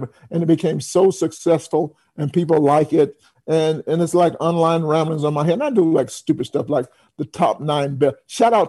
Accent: New York City, New York, United States; also born or lived in Atlanta; I'm from New York, I live in New York

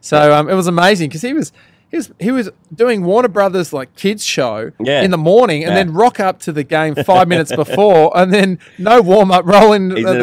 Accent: Australia; Yeah, that's all right. We're unashamedly Australian.

